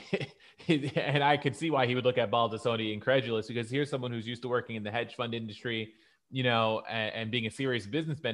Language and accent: English; United States; as an American sports fan